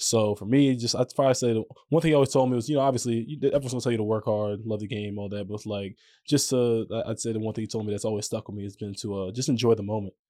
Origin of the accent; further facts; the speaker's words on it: New York, United States; moved away as an adult; now in Orlando, United States; growing up there, man, it, it was dope